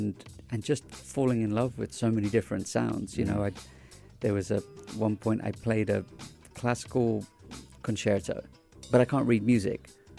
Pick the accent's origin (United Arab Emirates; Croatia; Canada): United Arab Emirates; Dubai; also born or lived in England; being Indian in Dubai early days, going to a boarding school in England, you know, there wasn't many Indians there at the time, in these schools